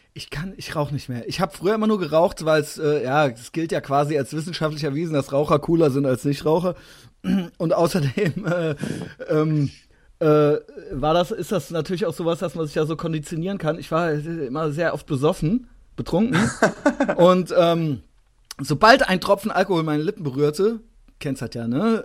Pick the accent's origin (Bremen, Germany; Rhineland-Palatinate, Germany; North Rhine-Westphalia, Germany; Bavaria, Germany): Rhineland-Palatinate, Germany; Koblenz; also born or lived in Cologne; Ich komme aus der Großstadt. Ich komme aus 120.000 Einwohner Koblenz